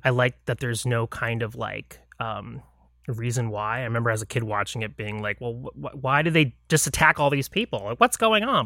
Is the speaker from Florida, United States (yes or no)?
yes; Lake Mary, Florida, United States; I grew up outside of Orlando in a town called Lake Mary, Florida